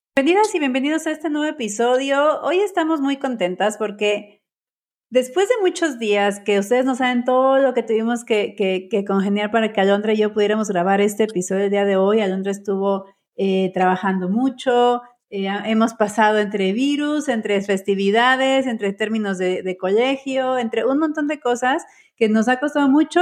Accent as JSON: {"language": "Spanish", "country": "Mexico", "said": "yo soy mexicana"}